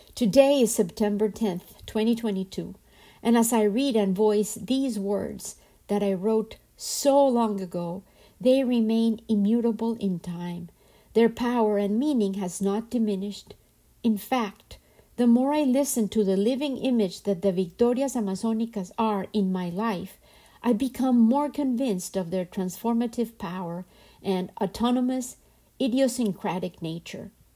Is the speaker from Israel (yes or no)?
no; Colombia; I am from Colombia, and in my culture, men were often absent